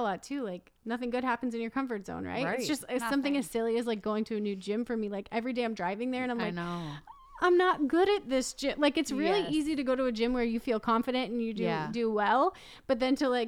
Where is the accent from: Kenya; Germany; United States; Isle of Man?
United States; Midwest; moved away; we're just from the Midwest. Like, I'm from a little tiny town